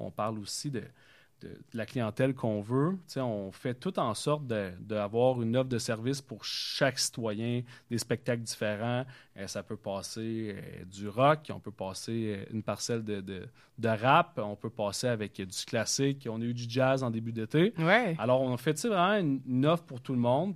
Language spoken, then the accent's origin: French; Vaudreuil-Dorion, Quebec, Canada; je viens de la Cité des Jeunes. Euh, j'ai joué au football là-bas pendant cinq ans